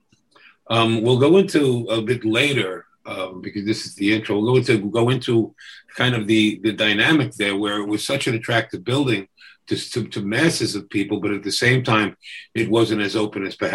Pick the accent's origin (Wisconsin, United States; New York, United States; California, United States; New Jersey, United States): New York, United States; New York City; also born or lived in Brooklyn, New York City; I was born in Brooklyn and raised in Queens and lived in every borough at some point